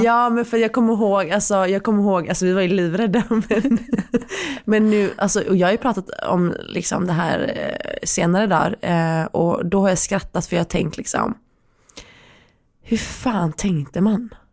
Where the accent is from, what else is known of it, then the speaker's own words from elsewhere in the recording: Sweden; vi är födda i Sverige. Mm. Vi är väldigt försvenskade.